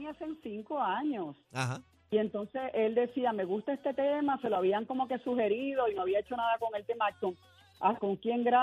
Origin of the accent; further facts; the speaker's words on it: Puerto Rico; yo soy boricua para que tú lo sepas